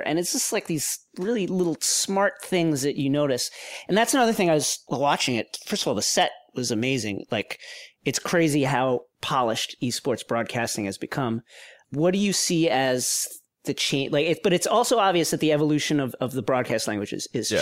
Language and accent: English; Levittown, New York, United States; where I grew up in Levittown